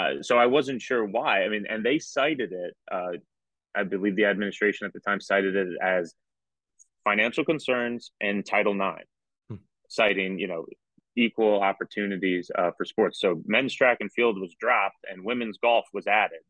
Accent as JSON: {"language": "English", "region": "New York", "country": "United States", "tie": "born or raised there", "also_born_or_lived": "North Jersey", "said": "growing up in New York, uh, uh, grew up right outside New York City. Um, went to high school in North Jersey"}